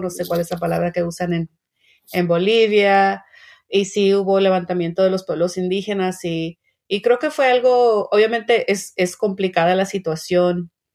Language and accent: Spanish; Mexico; now in United States; Yo soy migrante mexicana